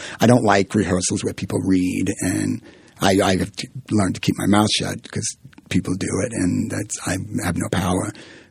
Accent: Southern, United States; accent: Southern; I was Southern. It came out Southern

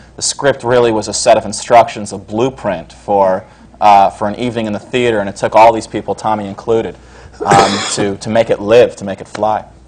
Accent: Scarsdale, New York, United States; now in New York City, United States; I grew up in up in Westchester County in Scarsdale

